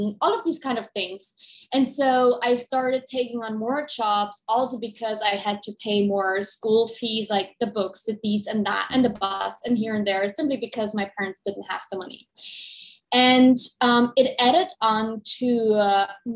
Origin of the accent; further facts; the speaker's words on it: Dresden, Saxony, Germany; moved away; I'm originally from East Germany, from Dresden. And I grew up like maybe a lot of people without a lot of money.